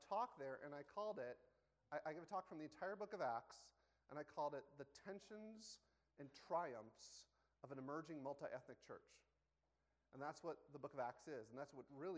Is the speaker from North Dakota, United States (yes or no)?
no; Wisconsin, United States; moved away as an adult; now in Ottawa, Canada; I'm a white guy from Wisconsin. My hometown didn't have too many black people